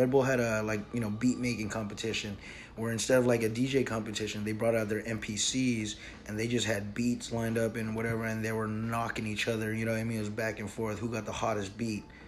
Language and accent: English; Oxnard, California, United States; We came all the way from Oxnard, a bunch of little snot-nosed kids